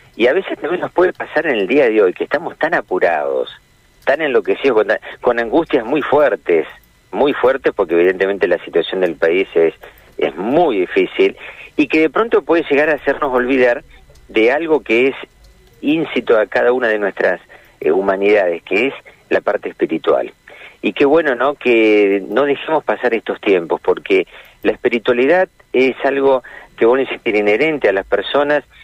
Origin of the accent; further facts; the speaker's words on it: Argentina; los argentinos eh, no, no nacimos de, digamos, en otro lugar y vinimos a vivir acá. Somos argentinos